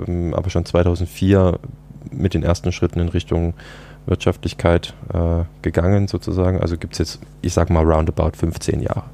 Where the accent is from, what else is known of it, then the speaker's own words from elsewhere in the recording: Dresden, Saxony, Germany; moved away as an adult; also born or lived in United States; zurück in meine Heimatstadt Dresden